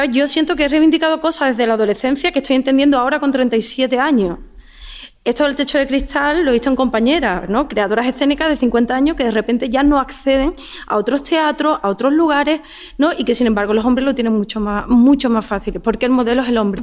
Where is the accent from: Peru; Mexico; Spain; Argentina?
Spain; Madrid, Community of Madrid; now in Cádiz, Spain; Yo soy de Madrid